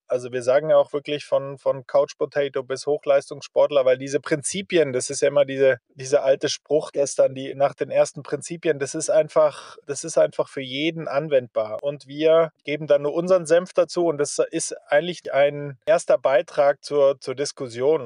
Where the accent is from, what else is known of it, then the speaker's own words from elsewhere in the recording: Germany; als Deutsche